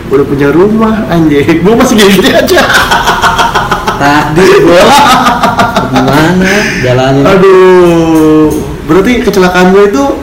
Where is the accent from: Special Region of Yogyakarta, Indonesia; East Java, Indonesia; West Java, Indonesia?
West Java, Indonesia; Bekasi; aku tuh dari Bekasi